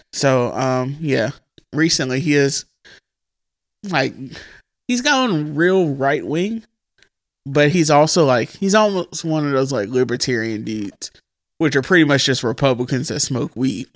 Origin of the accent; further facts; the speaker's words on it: Huntsville, Alabama, United States; also born or lived in Mississippi / Birmingham, Alabama; When Andre was born, we moved from Birmingham back to Mississippi. My dad moved up here, started working. Andre was born. He went, got us, and brought us to Huntsville